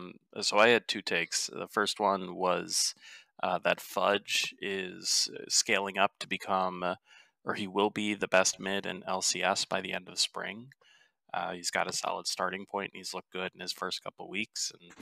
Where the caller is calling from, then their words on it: Chicago, Illinois, United States; The suburbs of Chicago, Illinois.